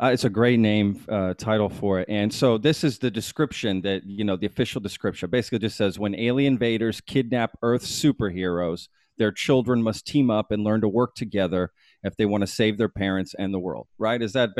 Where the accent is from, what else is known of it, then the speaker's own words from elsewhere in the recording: Austin, Texas, United States; I'm from Austin.